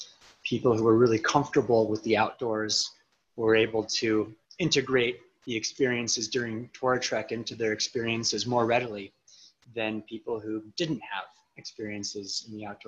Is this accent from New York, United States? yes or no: no; Yerington, Nevada, United States; also born or lived in Redwood City, California; now in Jackson, United States; Home really feels like the desert of northern Nevada, this